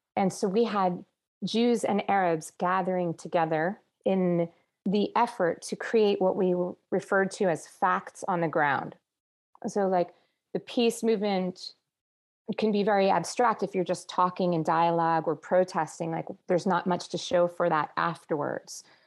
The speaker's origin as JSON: {"language": "English", "region": "New Jersey", "country": "United States", "tie": "born or raised there", "also_born_or_lived": "Israel / Palestine", "moved": "yes", "lives_now": "Los Angeles, United States", "said": "I was born in New Jersey on the East Coast"}